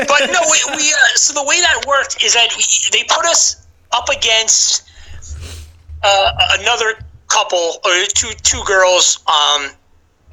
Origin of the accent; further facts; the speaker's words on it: New York, United States; moved away; also born or lived in Orlando, Florida; I'm from New York, as I mentioned, and you can tell by my accent